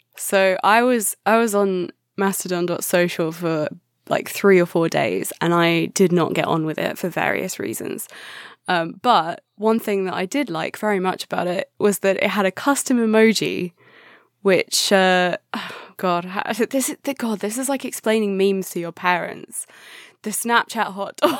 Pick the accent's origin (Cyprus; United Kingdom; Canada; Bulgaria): United Kingdom; England; I'm too English